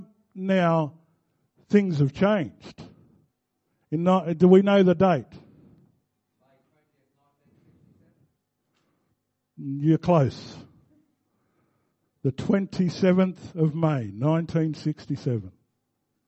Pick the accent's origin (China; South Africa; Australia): Australia; Victoria; also born or lived in Balranald, New South Wales; I'm now an Australian citizen